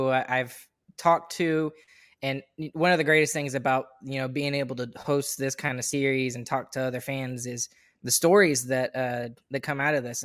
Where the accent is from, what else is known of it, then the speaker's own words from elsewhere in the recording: Farmersville, Texas, United States; I'm from Farmersville originally, which is a town just northeast